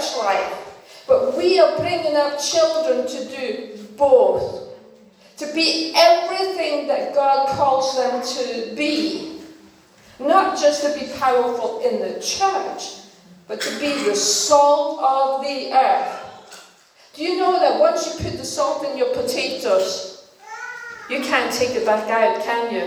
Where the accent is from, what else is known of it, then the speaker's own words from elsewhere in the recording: Denmark; English is a second language; moved away; I was born in Denmark, and you know, we didn't speak English